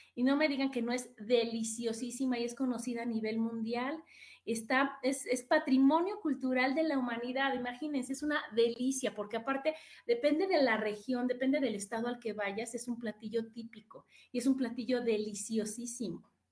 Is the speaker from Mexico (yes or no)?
yes; Mexico; soy mexicana del primero de enero al 31 de diciembre, todos los días, todo el tiempo